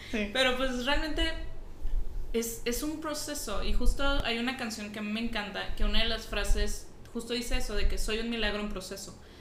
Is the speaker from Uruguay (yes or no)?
no; Nuevo León, Mexico; soy Nuevo Leonesa